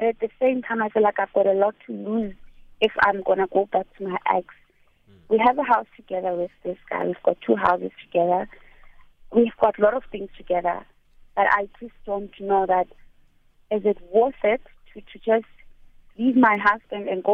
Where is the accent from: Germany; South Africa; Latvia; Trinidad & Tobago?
South Africa; my husband is not a South African, and I'm South African